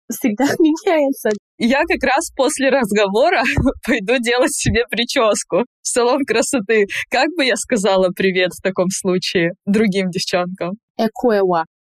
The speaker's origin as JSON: {"language": "Russian", "country": "Nigeria", "tie": "born or raised there", "first_language": "English", "second_language": "Russian", "moved": "as an adult", "lives_now": "Russia", "said": "Я из Нигерии."}